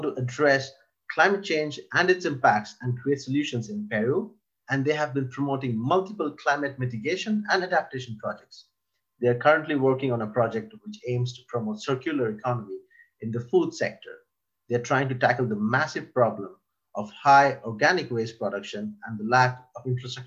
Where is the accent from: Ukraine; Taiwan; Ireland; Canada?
Ireland; now in Sweden; I've grown up for most parts in Ireland